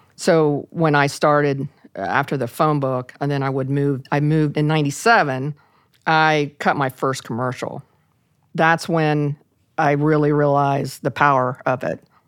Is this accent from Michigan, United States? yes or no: no; Parkersburg, West Virginia, United States; in my hometown of, a little town of Parkersburg, West Virginia.